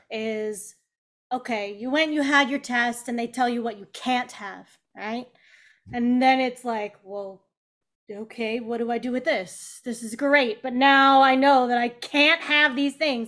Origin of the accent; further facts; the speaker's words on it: Kansas City, United States; moved away; also born or lived in Chicago; Kansas City